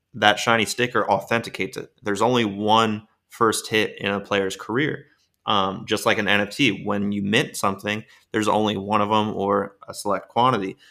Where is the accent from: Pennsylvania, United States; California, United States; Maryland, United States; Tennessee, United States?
Maryland, United States; Baltimore; moved away; also born or lived in Florida; I was born in Baltimore, Maryland